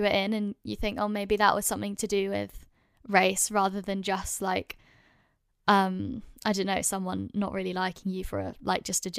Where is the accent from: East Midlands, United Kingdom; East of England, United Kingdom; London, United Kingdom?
London, United Kingdom; I'm lucky that I grew up in London, and most like I've been to multicultural schools